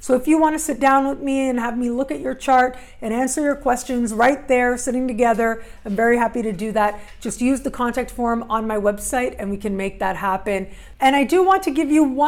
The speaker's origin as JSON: {"language": "English", "town": "Toronto", "region": "Ontario", "country": "Canada", "tie": "born or raised there", "moved": "yes", "said": "I'll be back in my hometown for"}